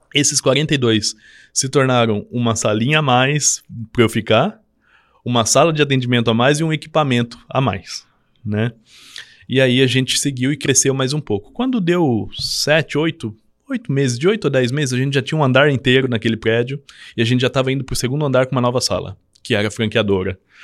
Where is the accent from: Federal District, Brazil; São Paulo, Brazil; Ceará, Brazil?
São Paulo, Brazil; Avaré; moved away as an adult; also born or lived in Cruzeiro, São Paulo; Eu sou de Avaré, São Paulo, no né, interior de São Paulo, próximo ao Paraná